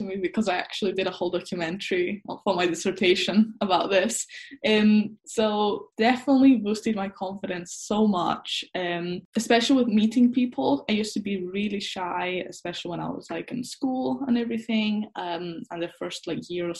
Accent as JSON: {"language": "English", "region": "Scotland", "country": "United Kingdom", "said": "I'm half Scottish, half Greek."}